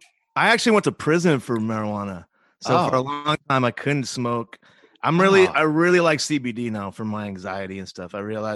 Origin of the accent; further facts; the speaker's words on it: New Haven, Connecticut, United States; now in Los Angeles, United States; I was supposed to go back to the East Coast. I'm from New Haven, Connecticut.